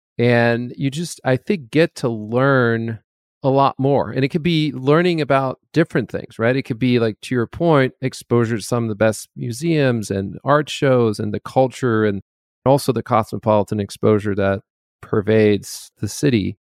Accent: Paris, Île-de-France, France; I grew up in Paris and other countries as well, because my dad worked in oil, so spent quite a few years abroad, but I grew up in a fairly cosmopolitan city for whatever time I spent in Paris.

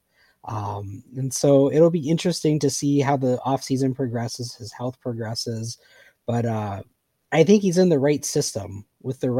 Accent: Pennsylvania, United States; I grew up in Pennsylvania

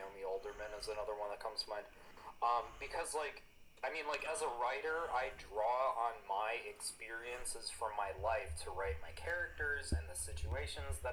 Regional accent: United States; as an American

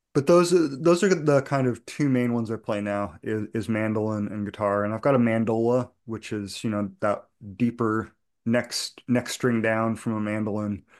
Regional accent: outside Boston, Massachusetts, United States; I grew up outside Boston playing punk rock

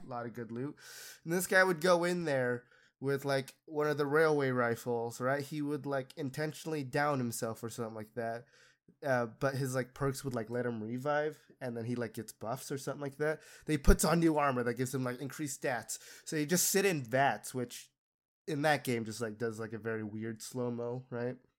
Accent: Utah, United States; I grew up in Utah

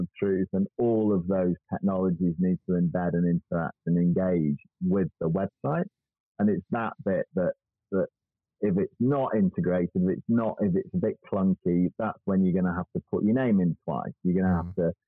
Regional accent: United Kingdom; we're British

